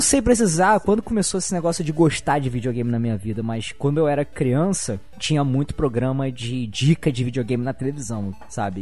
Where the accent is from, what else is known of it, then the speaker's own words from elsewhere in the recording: Rio de Janeiro, Brazil; eu sou da, da capital mesmo, Rio de Janeiro. Morei primeiro na, no bairro aqui da Zona Norte, Vila da Penha